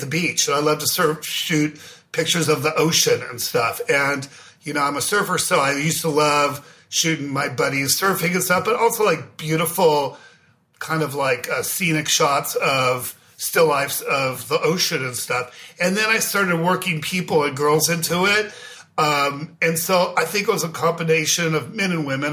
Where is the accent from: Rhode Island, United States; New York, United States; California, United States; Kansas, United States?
California, United States; Beverly Hills; I grew up in Beverly Hills